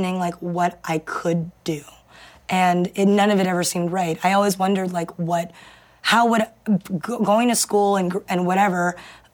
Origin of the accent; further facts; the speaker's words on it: New York City, New York, United States; growing up in Queens